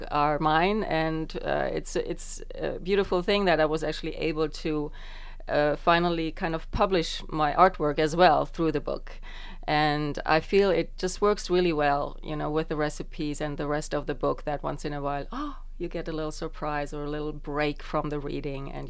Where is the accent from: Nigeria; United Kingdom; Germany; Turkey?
Germany; also born or lived in Estonia; now in United States; I was born in {S1} Estonia, so that's. Uh, that's that. But uh, when I was just a year and a half old, my parents immigrated to West Germany.